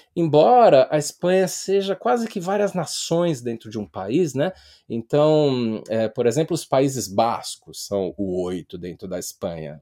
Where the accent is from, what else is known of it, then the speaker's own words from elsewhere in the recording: Brazil; E eu estou falando isso como brasileiro